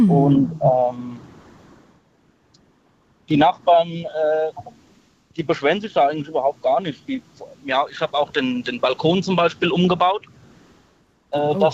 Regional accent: Aschaffenburg, Bavaria, Germany; Ich komme aus dem Raum Aschaffenburg.

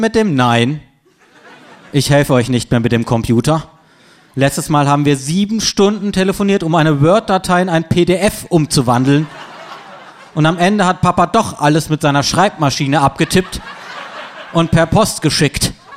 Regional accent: Freiburg, Baden-Württemberg, Germany; moved away; meiner Heimatstadt Freiburg

